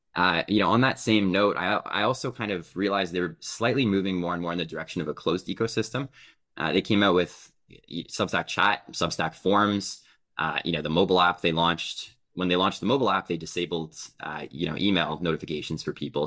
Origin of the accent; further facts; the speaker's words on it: Canada; I'm Canadian